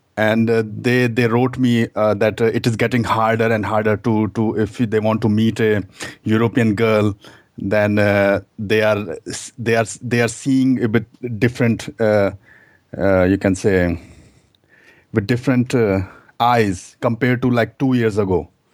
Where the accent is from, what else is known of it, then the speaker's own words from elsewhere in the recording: India; moved away as an adult; now in Germany; I'm German, but I'm immigrant from India, actually. So, I came here two thousand six